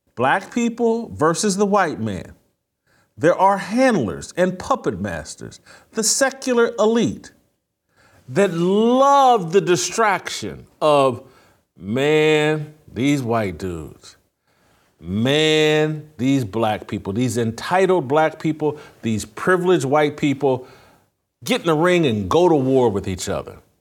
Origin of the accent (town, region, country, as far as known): Indiana, United States; born or raised there